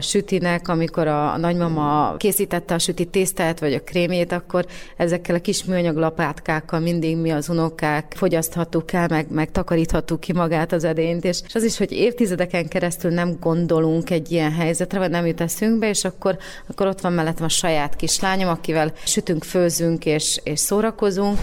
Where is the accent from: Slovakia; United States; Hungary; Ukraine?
Slovakia